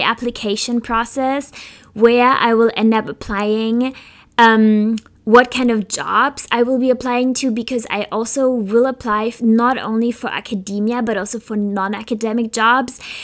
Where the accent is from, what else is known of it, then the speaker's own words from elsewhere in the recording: Germany; now in Philadelphia, United States; I come from Germany